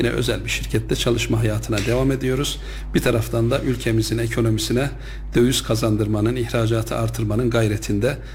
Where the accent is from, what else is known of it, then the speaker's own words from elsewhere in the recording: Yahyalı, Kayseri Province, Turkey; 1977 Yahyalı doğumluyum.